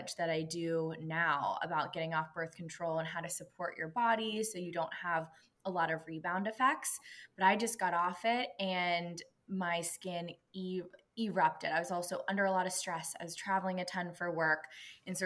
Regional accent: Pittsburgh, Pennsylvania, United States; now in Los Angeles, United States; I'm originally from Pittsburgh, Pennsylvania, now living

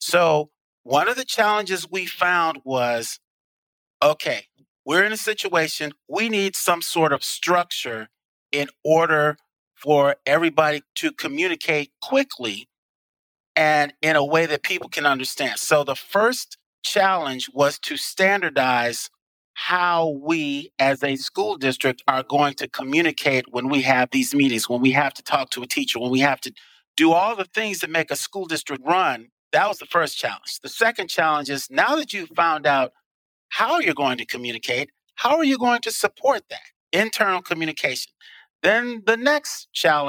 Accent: Chicago, Illinois, United States; now in Tucson, United States; I happen to be from Chicago

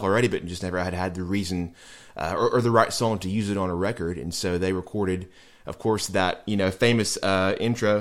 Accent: Nashville, Tennessee, United States; I grew up here in Nashville, went to public school here in Nashville

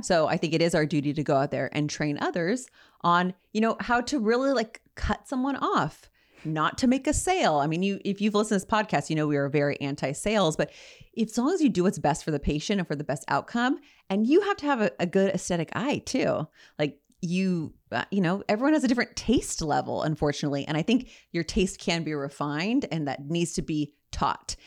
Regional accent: Ontario, California, United States; I'm a girl from Ontario

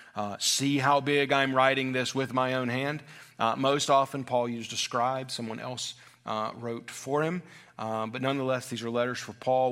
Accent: United States; as American Christians

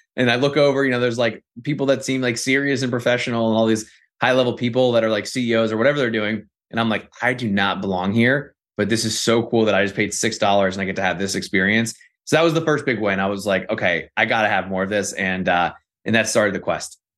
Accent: Northern Virginia, United States; I'm from Northern Virginia

